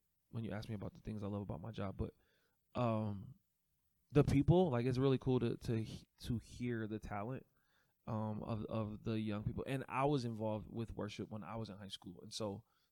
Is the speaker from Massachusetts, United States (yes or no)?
no; California, United States; I'm from California.